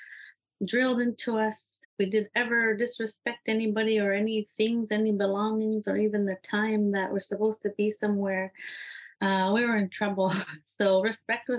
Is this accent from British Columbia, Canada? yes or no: no; Iqaluit, Nunavut, Canada; I'm from Iqaluit, Nunavut